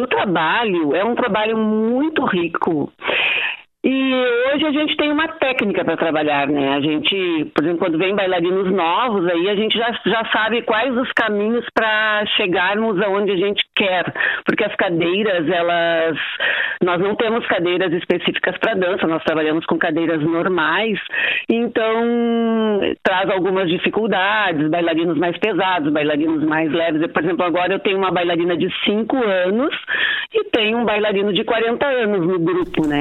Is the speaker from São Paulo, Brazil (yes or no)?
no; Porto Alegre, Rio Grande do Sul, Brazil; moved away as an adult; now in Santana do Livramento, Brazil; eu sou porto-alegrense. E hoje, há 42 anos, eu moro em Livramento